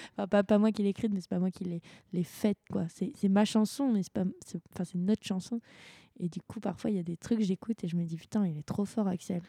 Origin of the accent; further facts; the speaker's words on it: France; on est français